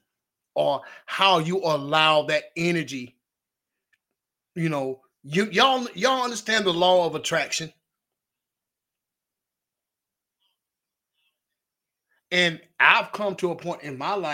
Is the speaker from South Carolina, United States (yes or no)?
yes; Batesburg-Leesville, South Carolina, United States; My hometown, y'all. Batesburg, Leesville